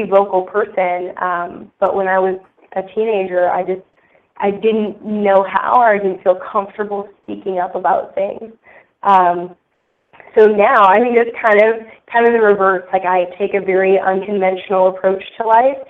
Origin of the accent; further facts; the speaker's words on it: north of Boston, Massachusetts, United States; I grew up actually in Massachusetts, north of Boston